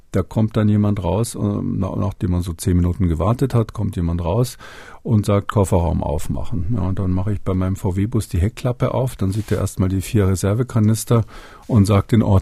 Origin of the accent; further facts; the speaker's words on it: West Germany, Germany; dass das nicht, wie man vielleicht so denkt als, als Wessi, sage ich mal